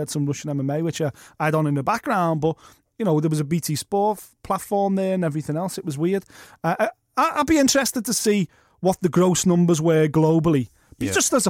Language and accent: English; Liverpool, North West England, United Kingdom; As a Scouser, I would, and a friend of Tony Bellew, I would love to see Tony Bellew fight Joseph Parker